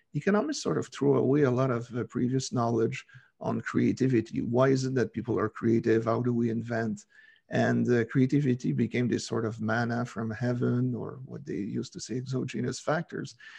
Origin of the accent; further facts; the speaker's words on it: Quebec, Canada; I'm from Quebec